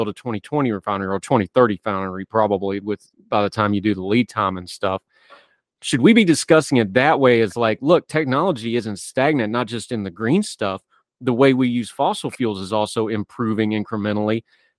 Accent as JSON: {"language": "English", "region": "West Virginia", "country": "United States", "tie": "born or raised there", "moved": "yes", "said": "I'm from West Virginia."}